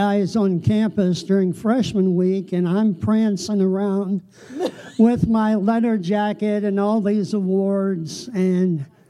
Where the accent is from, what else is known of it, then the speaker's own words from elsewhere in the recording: northeastern Ohio, United States; I'm the oldest of four, born in northeastern Ohio into a godly Christian home.